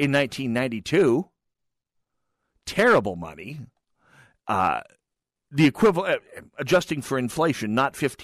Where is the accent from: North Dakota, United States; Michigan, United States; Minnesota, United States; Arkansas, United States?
North Dakota, United States; Jamestown; moved away; my hometown of Jamestown, North Dakota